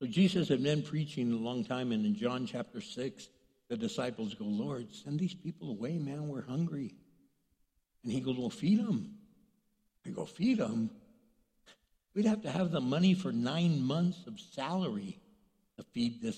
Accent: El Paso, Texas, United States; I grew up in El Paso, Texas

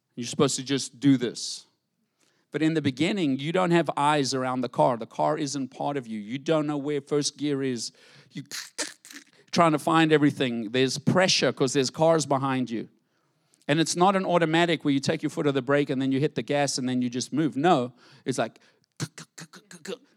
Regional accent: South Africa; moved away; growing up in South Africa

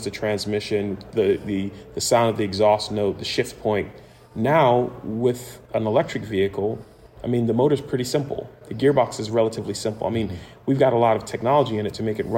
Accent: West Coast, United States; I'm from the West Coast

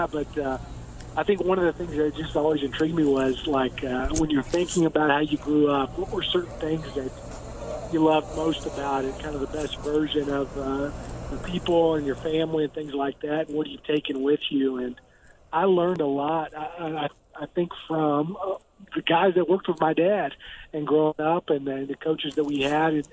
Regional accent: East Texas, United States; moved away as an adult; now in Oxford, United States; I'm from East Texas originally, and so I was a high school coach's son.

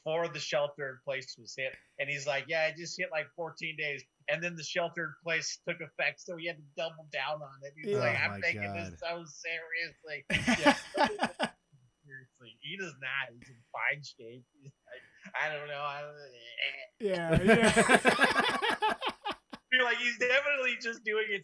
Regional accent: Colorado, United States; moved away as an adult; now in Chicago, United States; I'm born and raised in Colorado

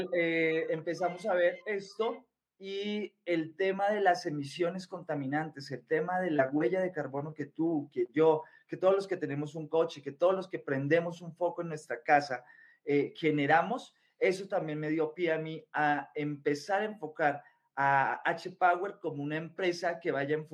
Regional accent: Colombia; now in Mexico; soy colombiano, por el acento obviamente se nota, soy colombiano, llevo viviendo aquí en México ya, voy para 15 años

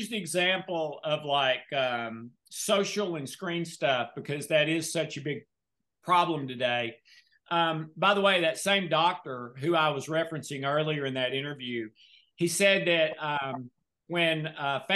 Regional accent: the South, United States; I'm from the South.

